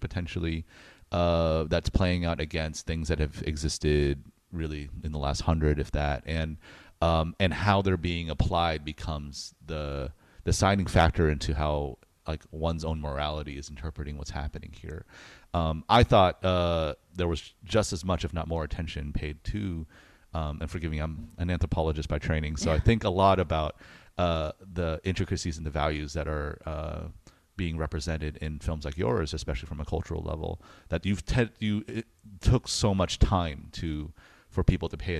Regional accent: United States; I'm American

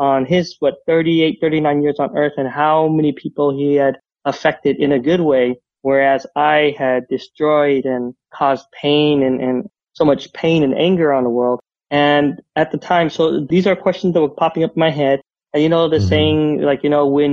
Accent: Utah, Southern California, United States; we moved out from Utah. We moved out to Southern California where his side of the family lived

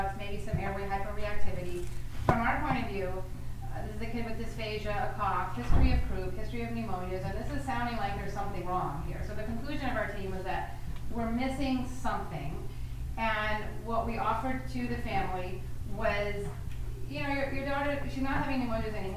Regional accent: New Orleans, Louisiana, United States; I'm from New Orleans

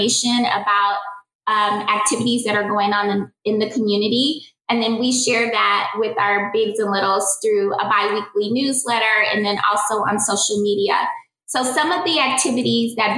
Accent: Kansas City, Missouri, United States; also born or lived in Louisiana; I moved to Kansas City when I was 10 and I moved from Louisiana

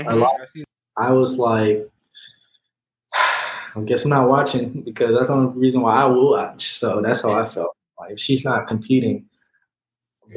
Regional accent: South Carolina, United States; moved away; also born or lived in Georgia; I was born in South Carolina, and I live in Georgia

